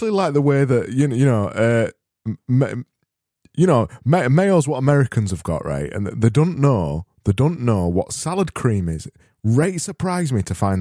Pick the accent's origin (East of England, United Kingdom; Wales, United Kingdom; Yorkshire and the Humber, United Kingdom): Yorkshire and the Humber, United Kingdom; I'm from Yorkshire.